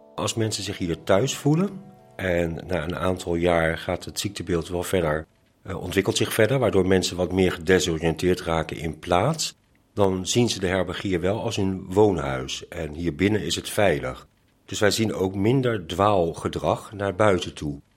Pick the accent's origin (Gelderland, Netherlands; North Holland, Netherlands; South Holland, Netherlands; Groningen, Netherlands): South Holland, Netherlands; Delft; ik ben een Delftenaar en mijn partner ook